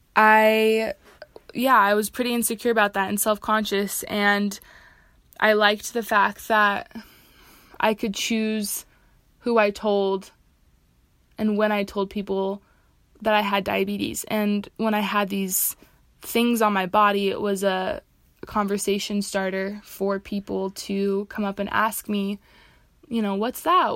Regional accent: Seattle, Washington, United States; moved away as an adult; now in Utah, United States; I'm originally from Seattle, Washington, but I came out to Utah to attend the University of Utah

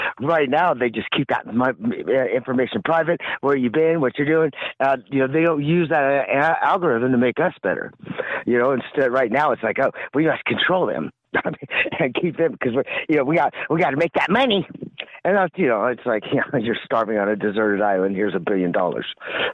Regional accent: California, United States; I'm from California

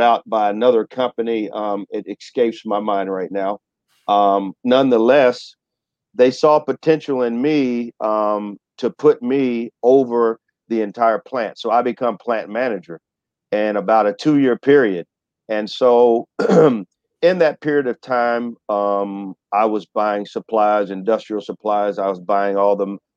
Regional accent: Excelsior Springs, Missouri, United States; I'm from Excelsior Springs, Missouri, and I grew up in a predominantly white community.

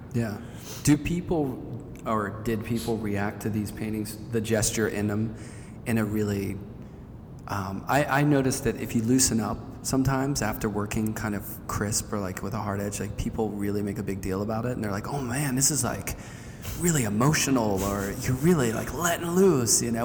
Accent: Pittsburgh, Pennsylvania, United States; growing up in Pittsburgh, there's a lot of Warhol around

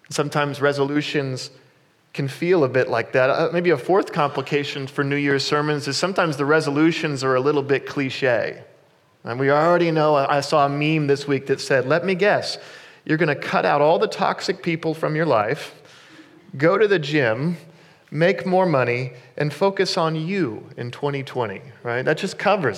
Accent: Kansas, United States; I grew up in Kansas

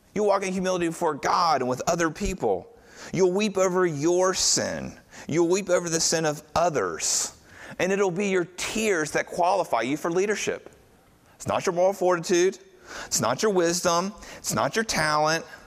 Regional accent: United States; most of us in here are white American Christians

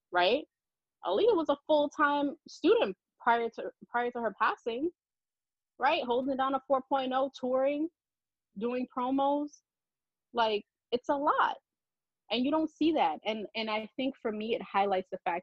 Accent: New York, United States; as a New Yorker

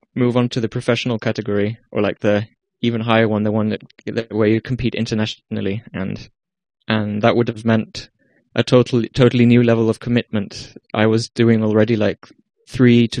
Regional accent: Iceland; moved away as an adult; now in Amsterdam, Netherlands; I am from Iceland, but I'm half English, in case you were wondering about the accent.

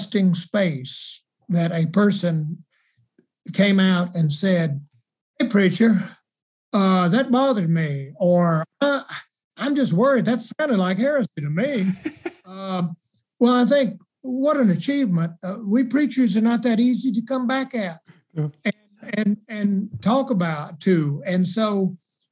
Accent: South Carolina, United States; I'm from South Carolina and I was there in the 70s

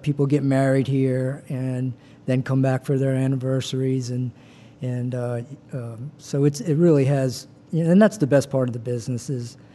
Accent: Covington, Louisiana, United States; also born or lived in New Orleans / Birmingham; now in Slidell, United States; I'm from Mid-City, and I grew up in Covington

